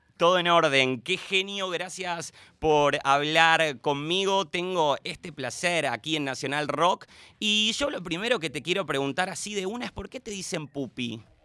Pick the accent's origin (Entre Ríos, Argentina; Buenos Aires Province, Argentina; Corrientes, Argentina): Buenos Aires Province, Argentina; Avellaneda; somos, de alguna forma, somos vecinos del, del Doque, de Doc Sud, de Avellaneda